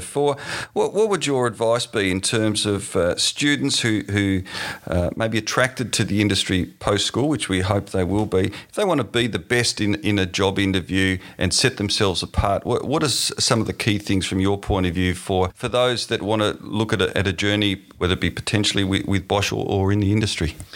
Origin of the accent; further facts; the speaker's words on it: Tasmania, Australia; moved away; my home state in Tasmania